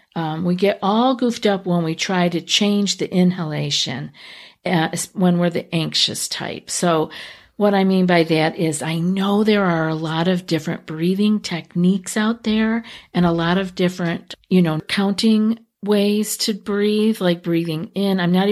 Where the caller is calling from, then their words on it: Russia; I am from Russia. Unfortunately, they don't usually talk about such things here.